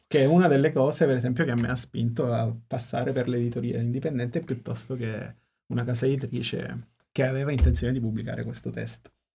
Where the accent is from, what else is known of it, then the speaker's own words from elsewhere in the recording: Sicily, Italy; Sono siciliano, quindi giustamente noi tendiamo a parlare poco e piano